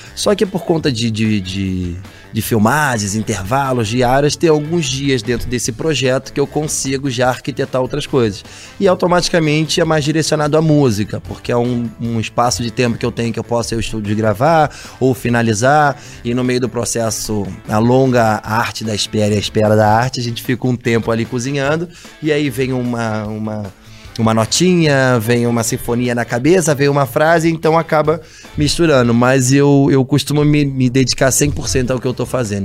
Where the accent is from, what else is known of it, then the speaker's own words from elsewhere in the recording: Rio de Janeiro, Brazil; also born or lived in Nova Iguaçu; eu sou nascido em Nova Iguaçu, na Baixada Fluminense do Rio de Janeiro, e fui morar no Vidigal